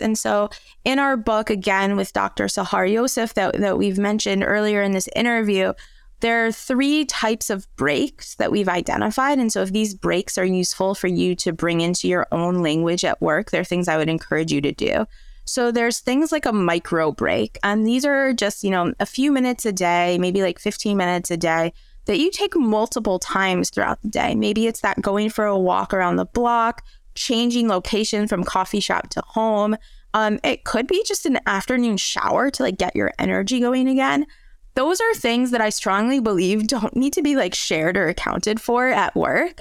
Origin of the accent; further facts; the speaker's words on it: outside of Detroit, Michigan, United States; accent: American; moved away as an adult; also born or lived in Spain / France; now in Europe; growing up outside of Detroit